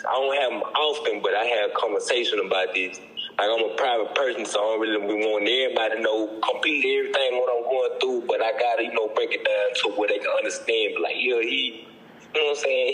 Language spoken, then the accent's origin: English; Forest, Mississippi, United States; I'm from Falls, Mississippi.